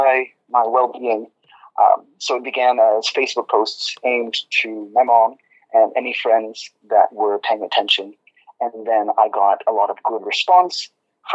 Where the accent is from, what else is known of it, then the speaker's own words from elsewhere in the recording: Maine, United States; also born or lived in Massachusetts / Minnesota / China; now in New York, United States; I was born in Maine